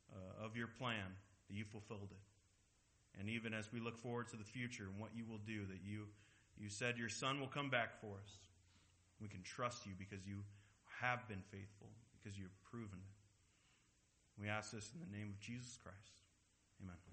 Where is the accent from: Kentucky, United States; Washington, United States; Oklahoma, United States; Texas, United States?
Washington, United States; Seattle; I'm from Seattle. I'm a Mariners fan.